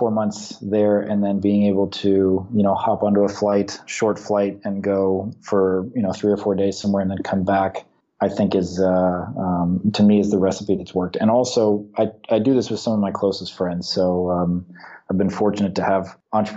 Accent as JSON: {"language": "English", "town": "San Francisco", "region": "California", "country": "United States", "tie": "born or raised there", "moved": "yes", "said": "I was born in San Francisco"}